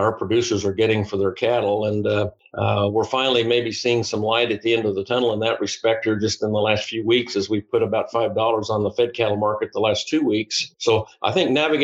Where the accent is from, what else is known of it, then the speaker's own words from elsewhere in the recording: Flint Hills, Northeast Kansas, United States; I'm a native of Northeast Kansas. I grew up in the Flint Hills.